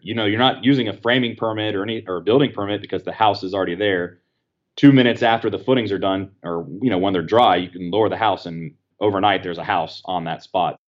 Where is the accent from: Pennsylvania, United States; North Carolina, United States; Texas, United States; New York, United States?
North Carolina, United States; Apex; my hometown of Apex